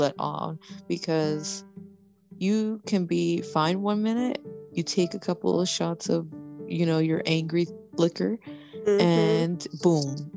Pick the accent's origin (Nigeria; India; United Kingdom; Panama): Panama; I'm Panamanian.